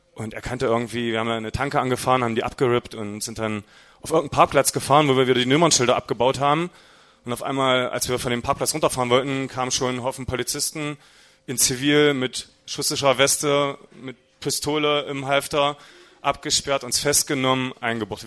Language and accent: German; Halberstadt, Saxony-Anhalt, Germany; aufgewachsen bin ich in Halberstadt. Ähm, das ist ungefähr 40 Kilometer von hier, gehört also auch mit zu Sachsen-Anhalt.